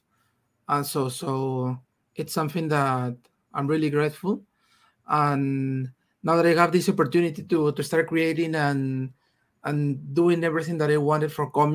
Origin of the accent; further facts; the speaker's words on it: Peru; first language Spanish; English is a second language; I'm from Peru. I'm here in Peru right now.